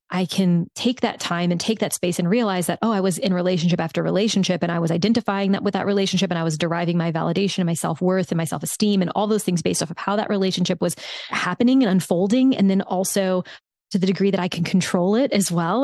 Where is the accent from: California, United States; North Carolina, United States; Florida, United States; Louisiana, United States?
Louisiana, United States; South; moved away; I grew up in South Louisiana.